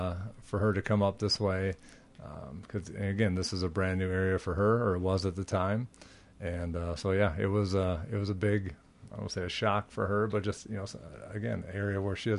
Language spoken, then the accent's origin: English; Minneapolis, Minnesota, United States; No, I'm from Minneapolis.